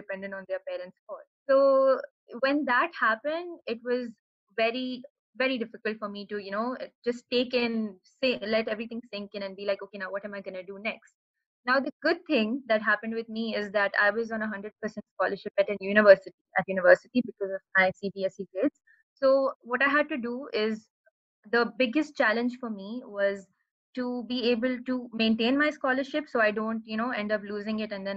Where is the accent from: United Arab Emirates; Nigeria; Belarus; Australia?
United Arab Emirates; I have been born and raised in the UAE and been here all my life